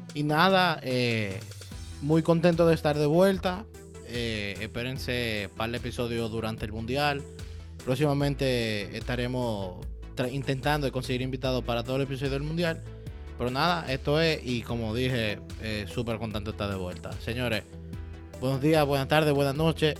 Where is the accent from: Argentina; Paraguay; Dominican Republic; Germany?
Dominican Republic; yo como buen dominicano, e italiano en teoría